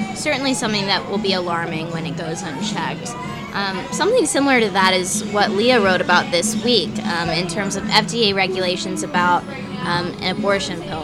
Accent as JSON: {"language": "English", "region": "Texas", "country": "United States", "tie": "born or raised there", "said": "a woman who was born and raised in Texas"}